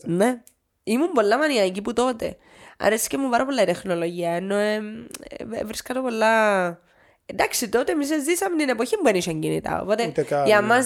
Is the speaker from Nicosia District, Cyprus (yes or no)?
yes; Nicosia, Nicosia District, Cyprus; Είμαι, ναι, όχι, ναι, Λευκοσία της Σα.